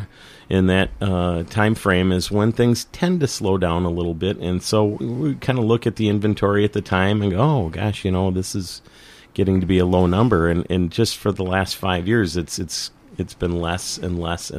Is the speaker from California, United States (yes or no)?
no; Saint Paul, Minnesota, United States; now in Northfield, United States; I grew up in Highland Park